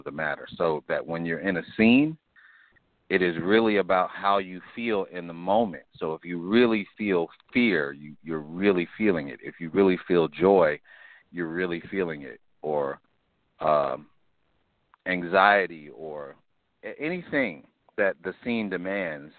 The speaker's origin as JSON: {"language": "English", "town": "Chicago", "region": "Illinois", "country": "United States", "tie": "born or raised there", "also_born_or_lived": "Los Angeles", "said": "I'm from Chicago. I grew up on the south side of Chicago"}